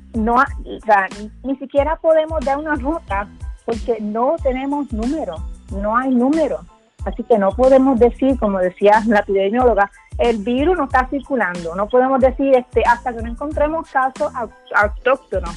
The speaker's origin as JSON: {"language": "Spanish", "country": "Puerto Rico"}